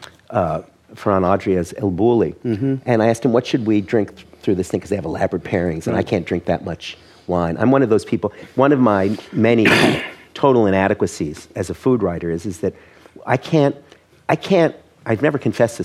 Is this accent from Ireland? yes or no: no; Canada; moved away; I'm Canadian by origin. And when you go to a classy Toronto restaurant, now you get Canadian wines, which was a sort of a joke concept when I was growing up in Canada